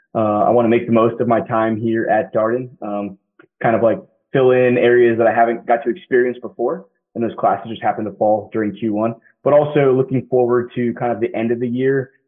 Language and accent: English; Derby, Kansas, United States; moved away as an adult; also born or lived in Massachusetts / Wilmington, North Carolina; I grew up outside Wichita, Kansas small little town called Derby, about 30,000 folks or so